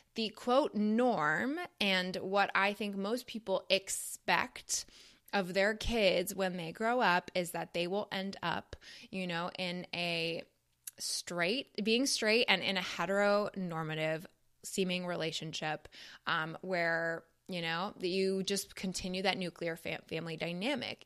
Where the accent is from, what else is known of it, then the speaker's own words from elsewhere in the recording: Toronto, Ontario, Canada; moved away as an adult; now in United States; growing up in Toronto